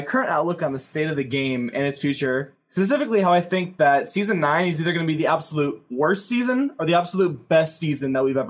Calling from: Troy, Illinois, United States; I'm calling from Troy, Illinois.

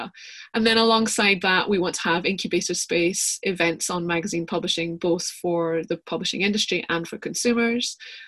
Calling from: Bilston, Scotland, United Kingdom; So I am speaking from the metropolis that is Bilston, a tiny little village just outside Edinburgh.

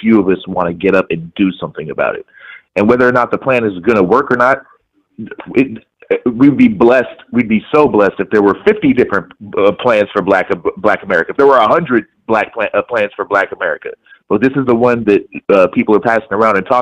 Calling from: Seattle, Washington, United States; I'm calling from Seattle.

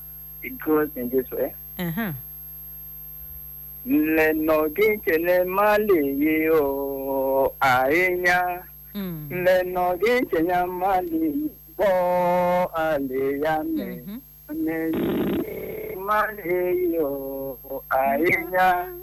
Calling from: Gwarimpa, Federal Capital Territory, Nigeria; I'm calling from Gwarimpa.

